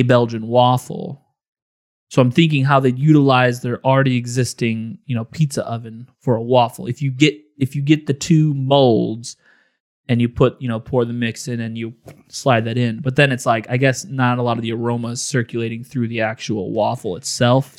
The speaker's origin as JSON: {"language": "English", "region": "Illinois", "country": "United States", "tie": "born or raised there", "said": "Growing up in Illinois"}